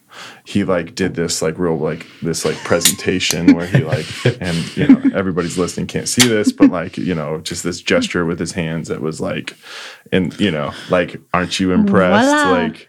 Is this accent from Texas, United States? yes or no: yes; Uvalde, Texas, United States; also born or lived in Houston; now in Austin, United States; growing up in Uvalde